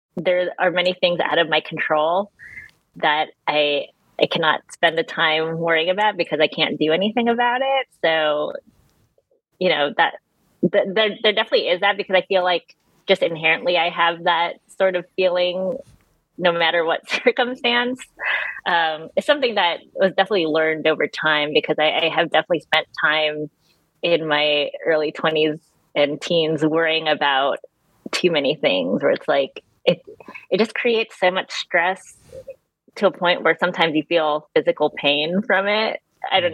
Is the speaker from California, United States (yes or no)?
yes; California, United States; moved away as an adult; now in North Carolina, United States; I'm from California, and I moved to North Carolina three years ago, just before the pandemic